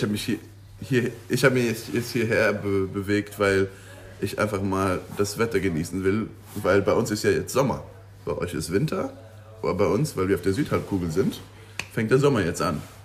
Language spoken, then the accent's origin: German; Luxembourg; moved away as an adult; also born or lived in Aberdeen, Scotland; now in New Zealand; ich komme aus Luxemburg